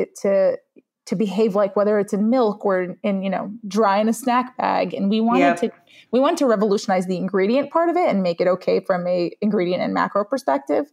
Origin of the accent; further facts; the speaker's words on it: New York City, New York, United States; also born or lived in Israel; I'm an immigrant. I was born in Israel. I grew up in Brooklyn